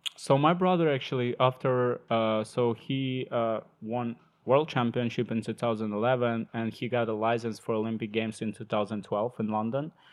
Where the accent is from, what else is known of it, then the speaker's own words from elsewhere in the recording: Ukraine; English is a second language; moved away as an adult; also born or lived in Sumy, Ukraine; when I moved from my hometown to other city, it's like Central Ukraine, Cold Sumy